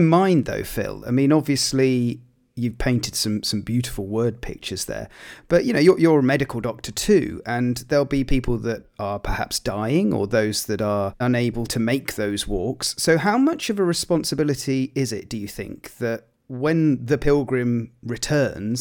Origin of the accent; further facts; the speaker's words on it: Gloucestershire, South West England, United Kingdom; I grew up in Gloucestershire